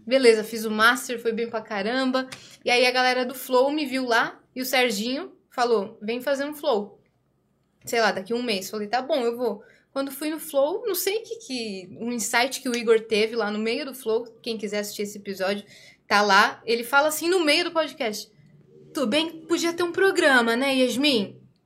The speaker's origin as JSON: {"language": "Portuguese", "country": "Brazil", "tie": "born or raised there", "said": "Eu nasci no Brasil, mas meu pai é árabe"}